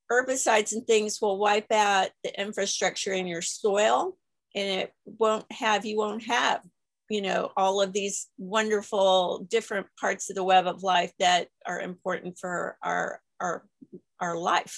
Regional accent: Texas, United States; I'm from Texas

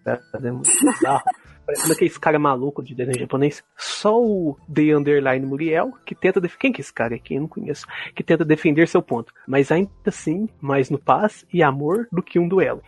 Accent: Minas Gerais, Brazil; accent: mineiro; Sotaque mineiro? Eu acho que eu não falo muito uai

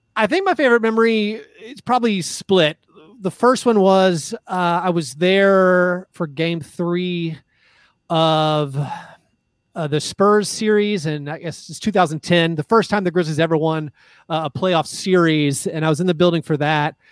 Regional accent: Nashville, Tennessee, United States; also born or lived in Florida; growing up in Nashville

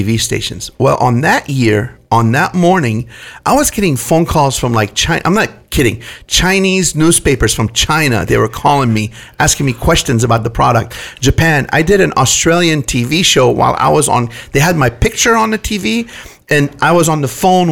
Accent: Damascus, Damascus Governorate, Syria; now in California, United States; I grew up very poor in Syria, Damascus, Syria

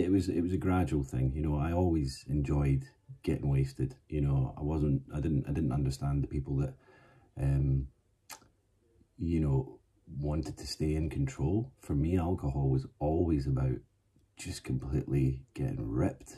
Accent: Glasgow, Scotland, United Kingdom; moved away as an adult; also born or lived in Aberdeen / Cambridgeshire / Manchester / Isle of Man; growing up in Glasgow in, you know, the 90s

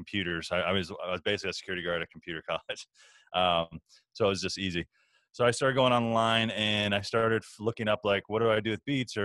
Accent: Chicago, Illinois, United States; I'm from Chicago

